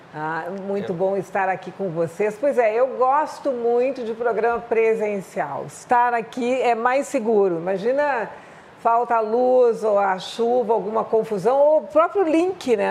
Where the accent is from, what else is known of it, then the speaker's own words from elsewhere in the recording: Porto Alegre, Rio Grande do Sul, Brazil; 15 me meses em Porto Alegre, no Rio Grande do Sul